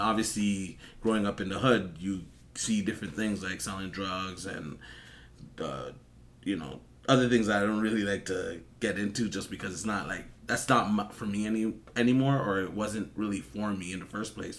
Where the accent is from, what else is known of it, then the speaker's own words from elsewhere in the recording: Toronto, Ontario, Canada; I'm from Toronto. You already know, um, I grew up here